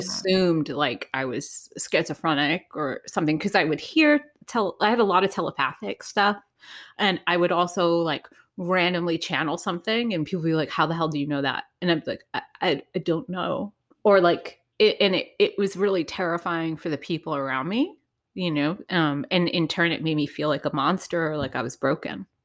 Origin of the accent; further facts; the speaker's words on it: Providence, Rhode Island, United States; I grew up in Providence, Rhode Island